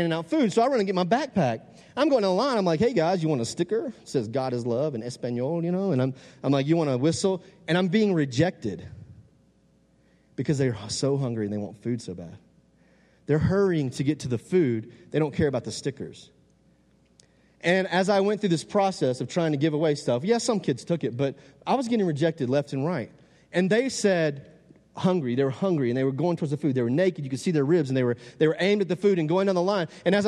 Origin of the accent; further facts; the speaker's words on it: Texas, United States; I'm from the South, Texas people, you know what I'm talking about.